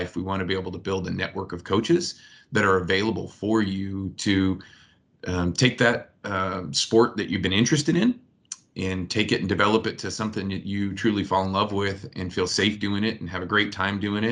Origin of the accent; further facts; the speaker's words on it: United States; also born or lived in Michigan / Ohio; I grew up in Michigan and Ohio